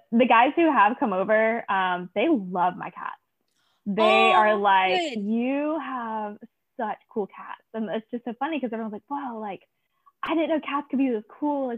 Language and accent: English; Alabama, United States; I grew up in Alabama